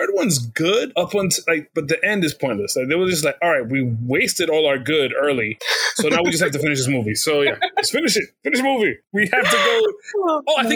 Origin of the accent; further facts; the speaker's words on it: United States; … from America